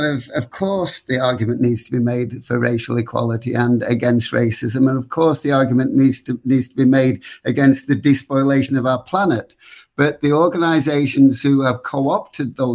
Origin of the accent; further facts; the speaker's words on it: Blackpool, North West England, United Kingdom; moved away; back in my hometown of Blackpool